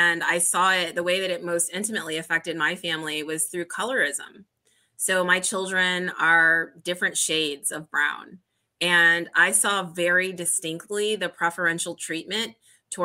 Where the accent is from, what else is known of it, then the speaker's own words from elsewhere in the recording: United States; being American